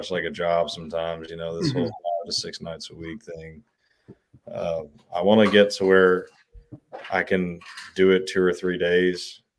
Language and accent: English; Texas, United States; accent: Texas; when I grew up in Southeast Texas, I never noticed I had an accent